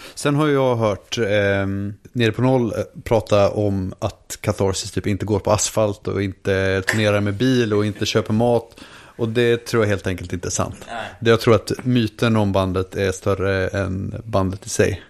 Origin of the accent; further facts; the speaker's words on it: Linköping, Östergötland, Sweden; Vi är från Linköping båda två